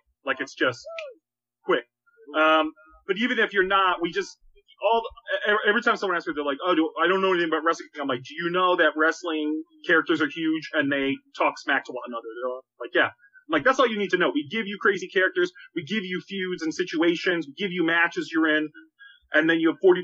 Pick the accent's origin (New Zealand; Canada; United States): United States; Boston, Massachusetts; now in Chicago, United States; I'm in Chicago now, but I'm originally from New England and Boston